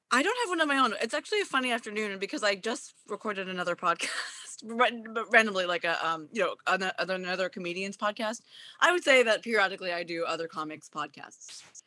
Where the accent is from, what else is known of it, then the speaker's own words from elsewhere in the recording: Japan; moved away; also born or lived in Washington, D.C.; I grew up in Japan